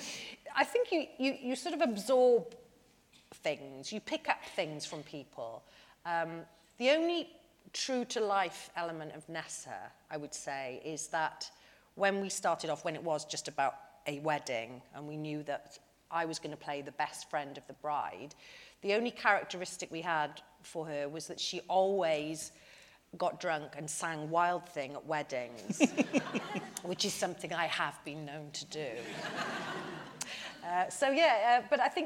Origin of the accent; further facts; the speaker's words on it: Porthcawl, Wales, United Kingdom; I'm from Porthcawl, which is just down the road from Barry